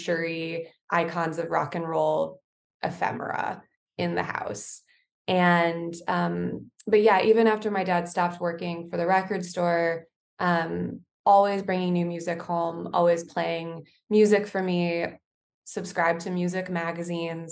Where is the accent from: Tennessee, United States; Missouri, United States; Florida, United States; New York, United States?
Missouri, United States; St. Louis; I grew up in St. Louis, Missouri, and I'm an only child.